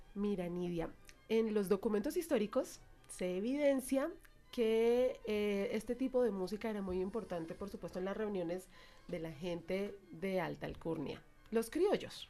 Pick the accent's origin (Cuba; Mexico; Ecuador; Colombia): Colombia; nosotros los colombianos